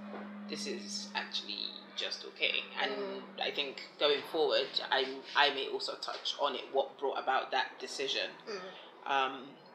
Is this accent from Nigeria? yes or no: yes; Nigeria; now in England; So being born in Nigeria, growing up in Nigeria